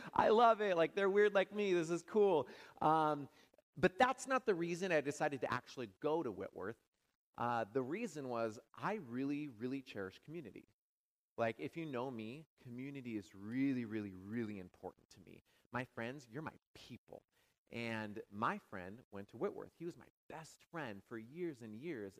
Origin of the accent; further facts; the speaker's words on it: Washington, United States; moved away as an adult; also born or lived in California; now in Madison, United States; I'm from Washington State